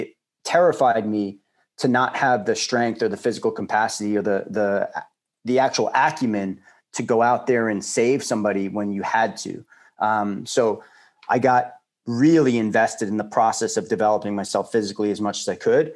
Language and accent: English; Long Island, New York, United States; I grew up on Long Island and had a very active childhood